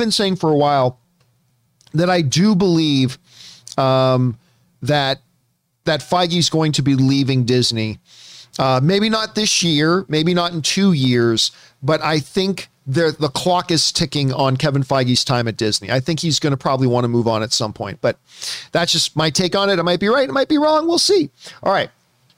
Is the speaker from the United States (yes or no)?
no; Canada; I'm Canadian and I can't even do a good French accent.